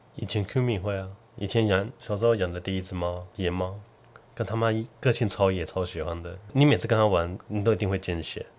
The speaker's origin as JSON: {"language": "Chinese", "region": "southern Taiwan", "country": "Taiwan", "tie": "born or raised there", "said": "小时候在南部， 在台中， 台南"}